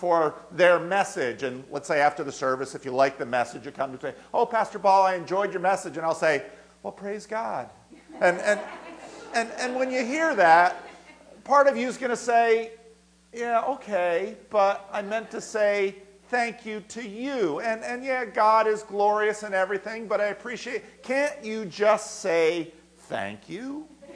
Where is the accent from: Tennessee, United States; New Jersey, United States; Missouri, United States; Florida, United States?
New Jersey, United States; I grew up in New Jersey